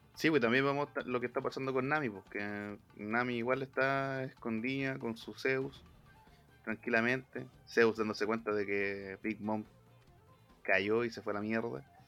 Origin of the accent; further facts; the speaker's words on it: Chile; nosotros mismos, igual como chilenos, ya el ok ya no es ok